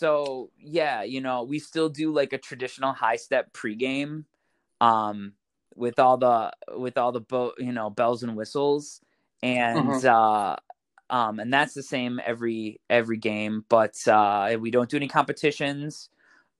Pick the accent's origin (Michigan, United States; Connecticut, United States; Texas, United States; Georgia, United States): Michigan, United States; Pinckney; So I grew up actually right around Ann Arbor in a little town called Pinckney